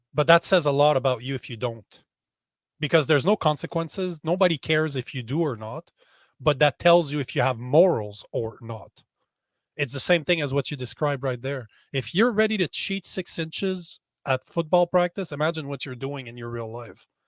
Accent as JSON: {"language": "English", "country": "Canada", "said": "as a Canadian"}